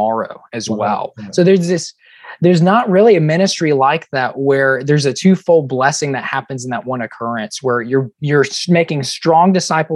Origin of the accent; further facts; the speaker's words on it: Chattanooga, Tennessee, United States; we're both from Chattanooga, Tennessee